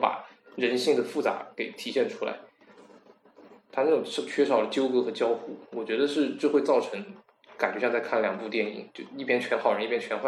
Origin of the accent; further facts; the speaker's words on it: South Korea; Chinese is a second language; 导演是在把西方的东西往往上面套，因为正常来讲，我们韩国人没有这种习惯